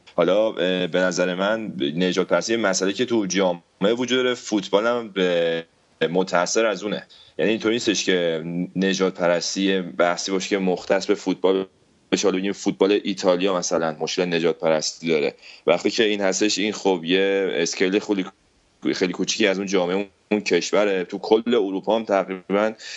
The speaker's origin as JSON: {"language": "Persian", "country": "Iran", "said": "من به عنوان یه ایرانی"}